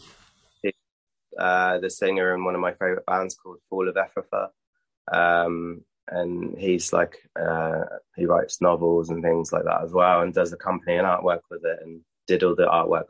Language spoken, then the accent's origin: English; Basingstoke, South East England, United Kingdom; my hometown, Basingstoke